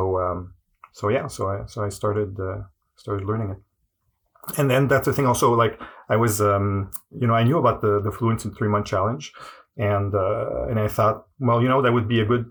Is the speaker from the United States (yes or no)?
no; Montreal, Quebec, Canada; first language French; English is a second language; I'm from Montreal. My native language is French